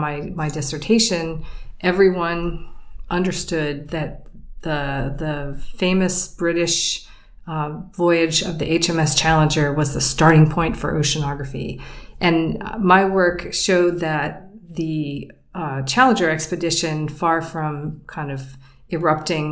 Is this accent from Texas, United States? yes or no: no; Pennsylvania, United States; moved away as an adult; I grew up in Pennsylvania on Lake Erie